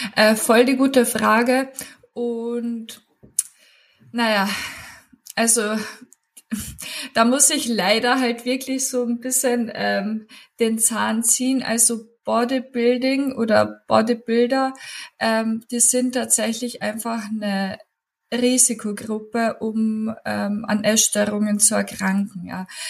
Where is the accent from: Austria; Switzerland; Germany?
Austria; Klagenfurt, Carinthia; moved away as an adult; now in Upper Austria, Austria; ich habe auch noch Kommunikationswissenschaften studiert in Klagenfurt gebürtig. Komme ich aus Klagenfurt.